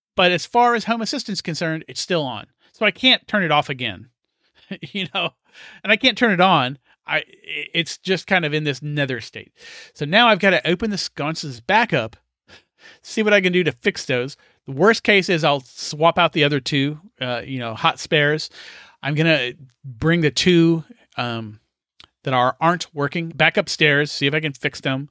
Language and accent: English; United States; I'm an American